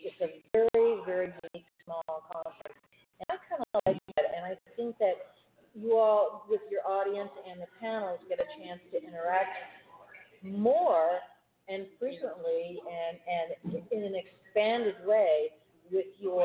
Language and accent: English; Miami, Florida, United States; I'm from Miami originally